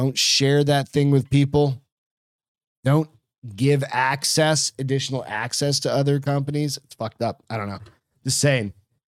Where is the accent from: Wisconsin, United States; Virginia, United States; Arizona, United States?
Arizona, United States; Then again, we grew up in Arizona for multiples of years and it would be like 80 in our house.